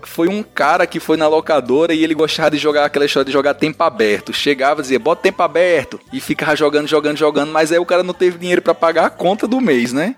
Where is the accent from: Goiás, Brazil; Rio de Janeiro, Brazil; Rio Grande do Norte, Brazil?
Rio Grande do Norte, Brazil; São José do Seridó; moved away; minha querida São José de Seridó, terra sofrida pelo sol, pela falta de chuva